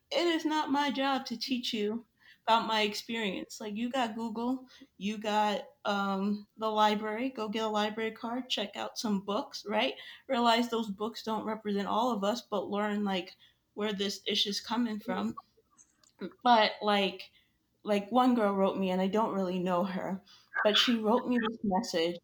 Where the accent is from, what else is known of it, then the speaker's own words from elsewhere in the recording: New York, United States; now in Florida, United States; I live in Florida now. I'm originally from New York